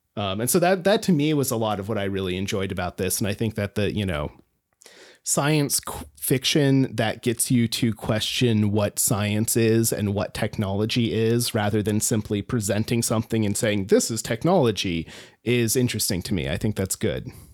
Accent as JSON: {"language": "English", "region": "rural Alaska", "country": "United States", "tie": "born or raised there", "said": "I grew up in rural Alaska"}